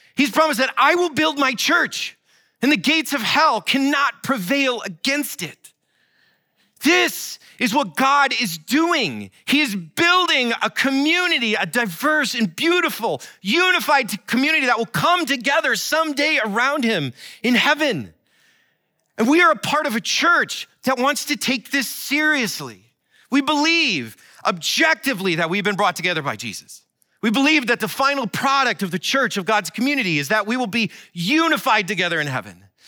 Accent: Iowa, United States; my life growing up in Iowa

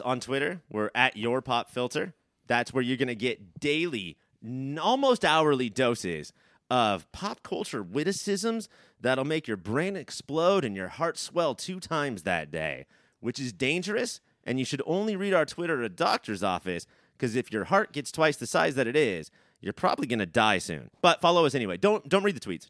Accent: Huntington Beach, California, United States; the Seacliff Golf Course, where, which is famous, not, not only is it just, like, a couple of blocks from where I grew up

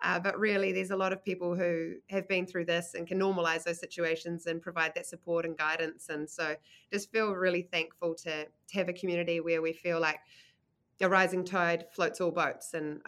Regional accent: Manurewa, New Zealand; also born or lived in United States; I grew up in Manurewa in the kind of wop-wops of Tauranga, and then got an opportunity when I was 10 to move to the US, where I went to elementary and middle school for 4 years, and then decided I wanted to come back to Aotearoa

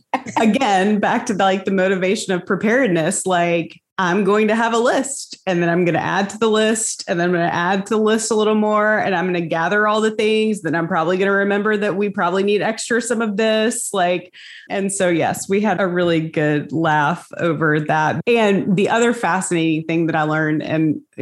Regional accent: the South, United States; growing up in the South

